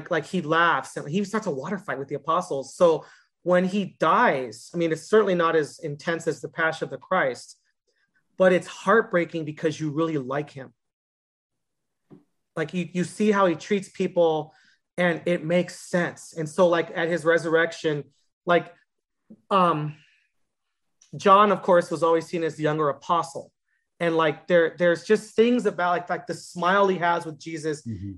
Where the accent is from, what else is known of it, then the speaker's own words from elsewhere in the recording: West Coast, United States; now in Tucson, United States; I'm from the West Coast.